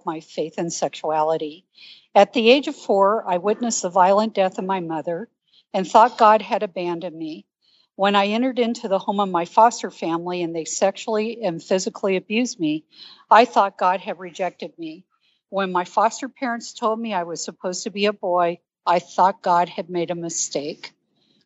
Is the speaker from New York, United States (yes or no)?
no; Denver, Colorado, United States; also born or lived in Seattle, Washington / East Texas; now in Dallas, United States; I went into a foster care home in Denver, Colorado, and grew up in the Rockies.